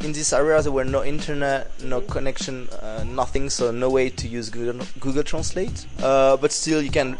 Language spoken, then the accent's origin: English; Switzerland; from Switzerland.